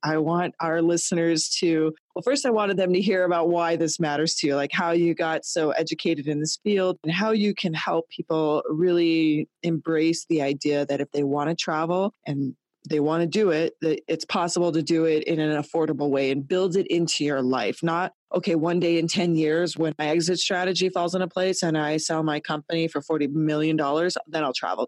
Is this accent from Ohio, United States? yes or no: no; Colorado, United States; moved away as an adult; also born or lived in Toronto, Canada; I'm born and raised in Colorado in a small town